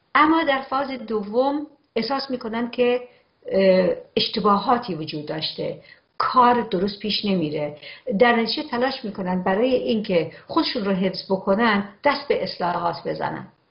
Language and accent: Persian; Iran; به عنوان یک ایرانی